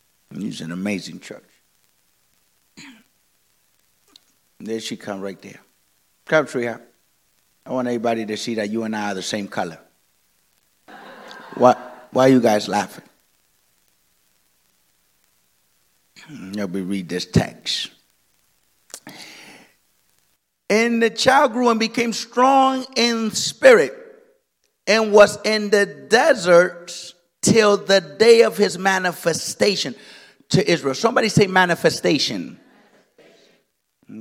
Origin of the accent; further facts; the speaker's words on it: Dominican Republic; I am of Dominican origin. I come from the Dominican Republic.